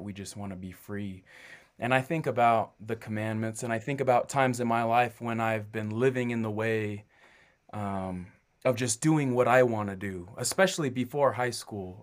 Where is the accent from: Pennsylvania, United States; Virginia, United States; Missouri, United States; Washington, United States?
Washington, United States; Kennewick; moved away as an adult; also born or lived in Southern California / Rexburg, Idaho; I'm from Kennewick, Washington. That's where I grew up.